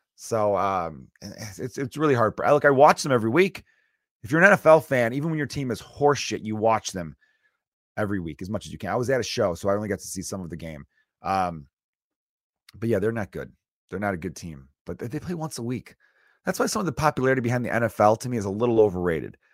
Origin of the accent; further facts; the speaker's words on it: United States; I'm American